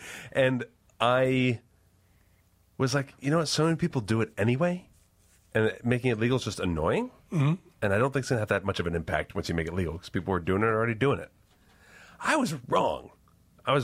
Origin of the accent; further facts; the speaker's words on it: New York, United States; And I'm from New York, so don't fuck me.